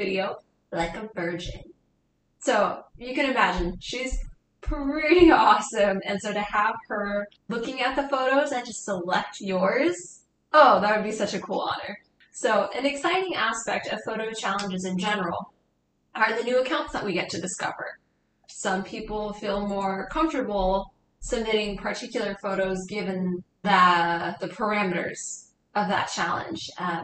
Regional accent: West Coast, United States; growing up on the West Coast

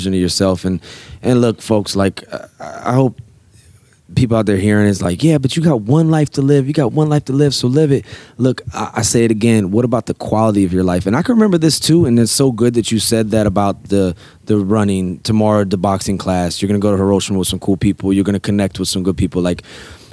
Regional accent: Norfolk, Virginia, United States; We're living in Norfolk, Virginia, my hometown.

